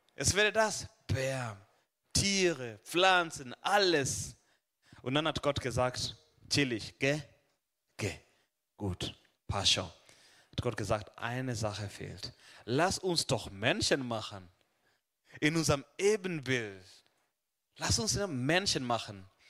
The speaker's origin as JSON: {"language": "German", "country": "Kenya", "also_born_or_lived": "Hohenlohe, Germany", "moved": "yes", "lives_now": "Germany", "said": "ich komme aus, äh, aus Kenia, aber momentan leb und wohn, arbeite ich in Süddeutschland"}